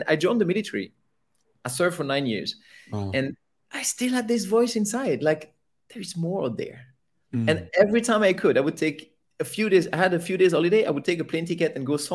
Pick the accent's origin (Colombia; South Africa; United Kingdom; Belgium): Belgium; moved away as an adult; So I was born in Belgium. Okay. I lived there until I was about 26 years old